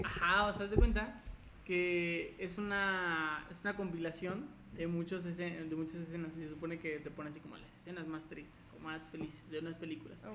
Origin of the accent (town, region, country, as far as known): Mexico; also born or lived in León, Guanajuato